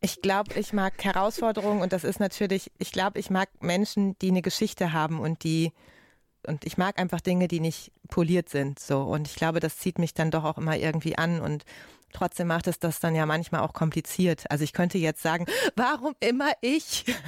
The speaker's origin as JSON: {"language": "German", "area": "Ruhr area", "region": "North Rhine-Westphalia", "country": "Germany", "said": "Ich komme ja aus dem Ruhrgebiet"}